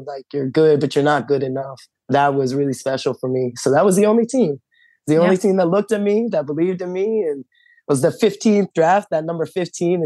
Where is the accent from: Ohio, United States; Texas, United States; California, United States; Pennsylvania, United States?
Pennsylvania, United States; Delaware County; we grew up in Delaware County